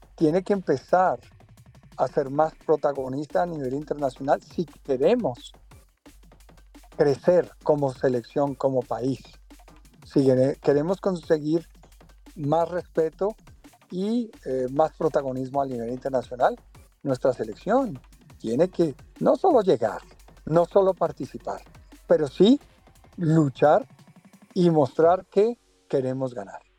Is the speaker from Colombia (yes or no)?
yes; Colombia; moved away; le doy gracias a Dios por haber nacido en Colombia, porque donde vaya he representado a Colombia, donde, donde voy, soy colombiano